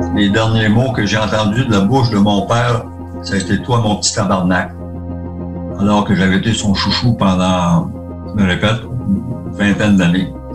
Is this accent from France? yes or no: no; Gaspésie, Quebec, Canada; je suis gaspésien